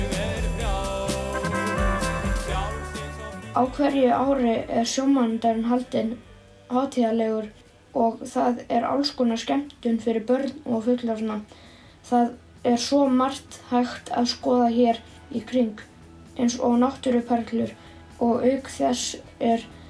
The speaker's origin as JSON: {"language": "Icelandic", "country": "Portugal", "moved": "yes", "lives_now": "Patreksfjörður, Iceland", "said": "Ég er frá Portugal og á heima á Patræksjörði"}